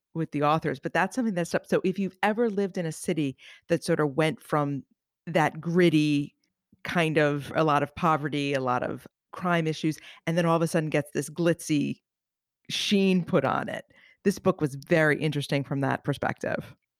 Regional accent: outside of New York City, United States; I grew up outside of New York City in the seventies and the eighties

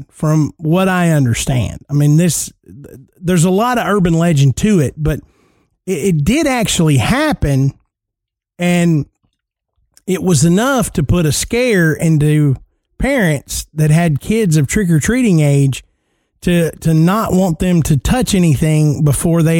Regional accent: Tennessee, United States; growing up in Tennessee

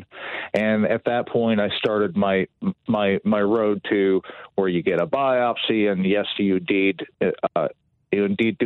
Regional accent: Dearborn, Michigan, United States; also born or lived in Allen Park, Michigan; I was born in Dearborn, right outside Detroit, in the mid-70s. And I grew up in right outside Detroit.

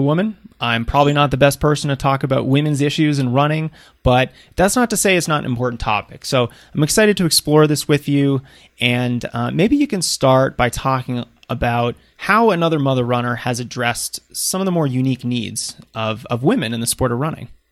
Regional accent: outside of Boston, Massachusetts, United States; moved away; I grew up on the East Coast outside of Boston

